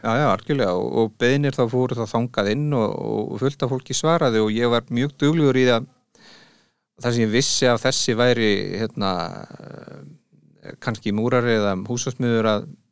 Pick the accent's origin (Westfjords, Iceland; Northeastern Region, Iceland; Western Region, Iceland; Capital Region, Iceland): Westfjords, Iceland; Bolungarvík; moved away as an adult; now in Reykjavík, Iceland; Ég er ættaður úr Bólungavík